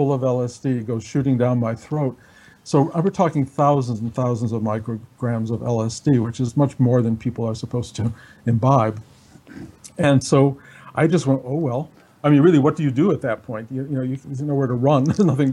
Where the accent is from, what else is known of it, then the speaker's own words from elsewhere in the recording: Detroit, Michigan, United States; moved away; also born or lived in New York City; I was a kid growing up in Detroit